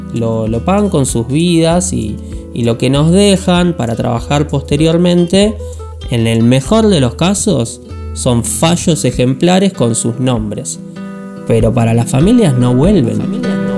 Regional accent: Buenos Aires, Argentina; now in Patagonia, Argentina; vivo en Patagonia aunque soy porteño

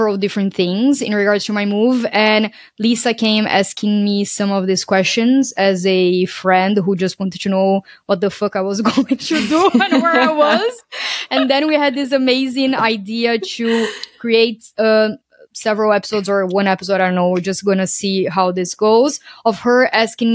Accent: Brazil; moved away as an adult; also born or lived in Portugal; I'm originally from Brazil

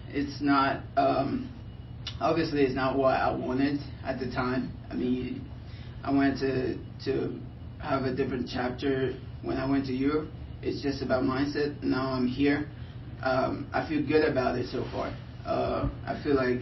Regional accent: Liberia; now in United States; originally I'm from Liberia, West Africa

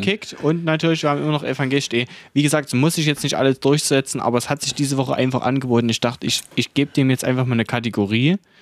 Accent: Saxony, Germany; Denn wir sind aus Sachsen, wir sind aus dem Osten

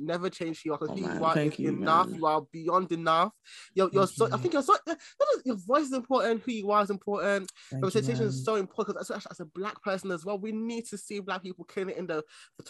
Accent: Ghana

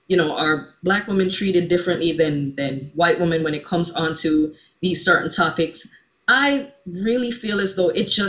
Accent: Jamaica; also born or lived in Alaska; now in United States; growing up in Jamaica in like this cultural melting

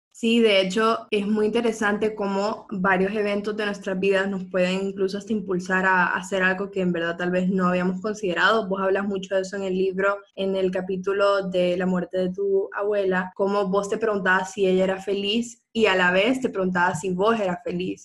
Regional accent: Honduras; somos mujeres hondureñas

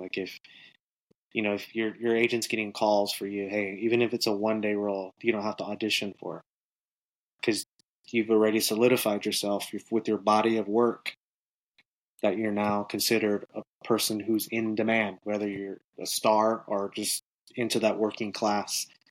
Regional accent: Northern California, United States; moved away as an adult; also born or lived in Los Angeles; now in Atlanta, United States; So, I'm originally from Northern California. I'm originally from the 209

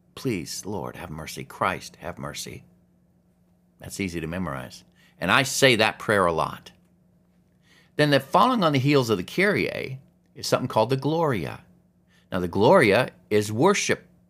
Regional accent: Alaska, United States; growing up in Alaska

